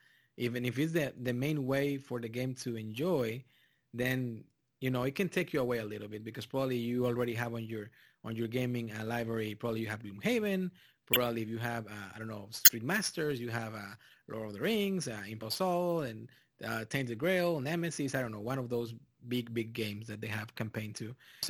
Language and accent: English; Texas, United States; also born or lived in Mexico; I come from Mexico, and even if I grew up in South Texas, it's literally Mexico.